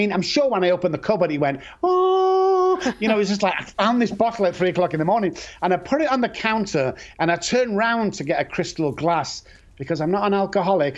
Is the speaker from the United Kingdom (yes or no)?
yes; Manchester, North West England, United Kingdom; I grew up in Manchester.